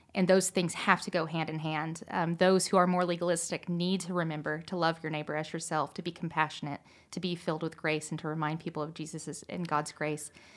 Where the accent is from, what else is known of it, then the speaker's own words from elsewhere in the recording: Pacific Northwest, United States; I grew up in the Pacific Northwest